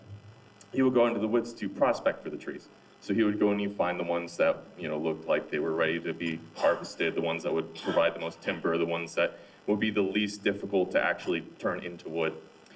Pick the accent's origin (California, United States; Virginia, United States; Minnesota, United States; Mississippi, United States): Minnesota, United States; Minneapolis; I grew up here in Minneapolis.